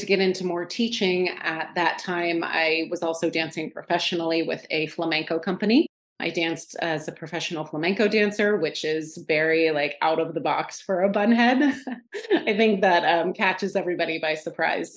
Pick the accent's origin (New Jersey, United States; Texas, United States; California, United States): California, United States; Northern; moved away as an adult; also born or lived in upstate New York; now in New York, United States; I am from Northern California originally. Right now I am in upstate New York. I've been here for about the past 7 years or so.